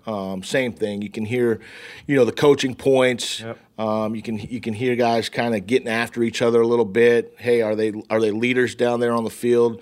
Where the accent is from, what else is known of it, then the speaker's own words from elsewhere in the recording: West Coast, United States; I'm from the West Coast.